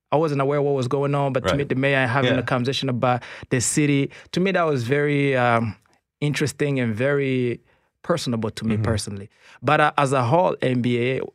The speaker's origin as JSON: {"language": "English", "region": "Kigali", "country": "Rwanda", "moved": "yes", "lives_now": "Canada", "said": "I'm from Rwanda originally. Rwanda, Kigali."}